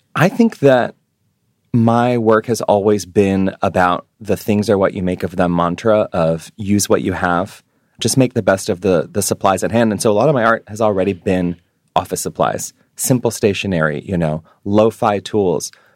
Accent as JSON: {"language": "English", "town": "New York City", "region": "New York", "country": "United States", "moved": "as an adult", "lives_now": "Hawaii, United States", "said": "being a Jewish New Yorker."}